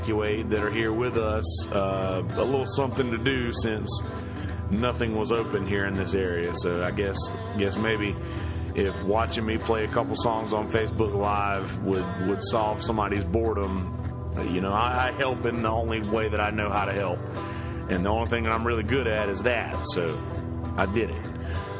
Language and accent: English; Bennettsville, South Carolina, United States; now in Myrtle Beach, United States; my hometown of Bennettsville